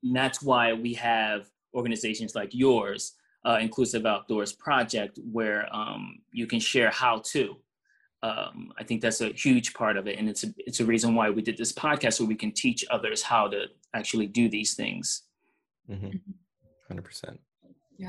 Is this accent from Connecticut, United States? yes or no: no; New York City, New York, United States; I'm from Brooklyn